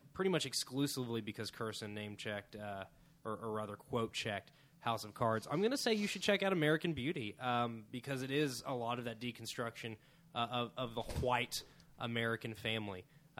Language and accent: English; Australia; I'm Australian and nonchalant. It's hilarious.